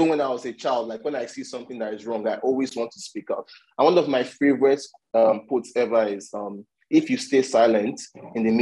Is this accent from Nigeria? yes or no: yes; Nigeria; I'm from Nigeria